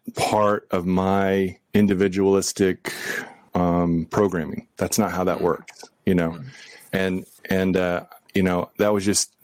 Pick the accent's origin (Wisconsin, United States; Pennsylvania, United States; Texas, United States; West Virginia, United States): Texas, United States; I'm from Texas.